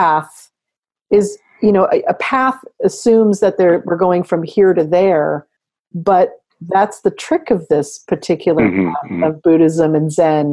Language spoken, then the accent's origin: English; California, United States; growing up in the West, in America, in California, just growing up in the 20th century